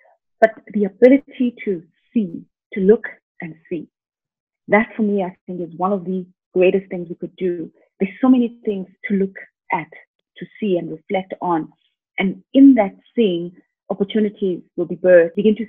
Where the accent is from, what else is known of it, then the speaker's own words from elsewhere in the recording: Lusikisiki, Eastern Cape, South Africa; I was born in the Eastern Cape in South Africa in a rural town called Lusikisiki.